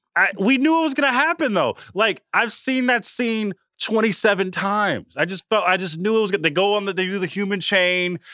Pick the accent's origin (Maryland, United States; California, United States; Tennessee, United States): California, United States; Oakland; born or raised there